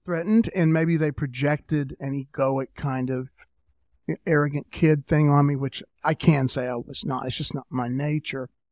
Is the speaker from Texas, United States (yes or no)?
no; Tullahoma, Tennessee, United States; I'm from Tullahoma, Tennessee, which is about an hour and a half south of Nashville.